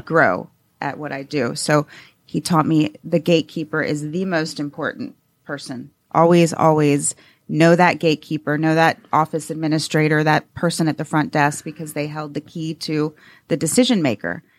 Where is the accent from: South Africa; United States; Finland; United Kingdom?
United States; Atlanta, Georgia; I'm a native from Atlanta